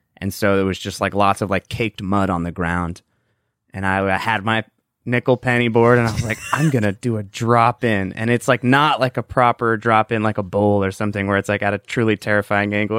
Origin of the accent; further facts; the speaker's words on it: Southern California, United States; We're from Southern California.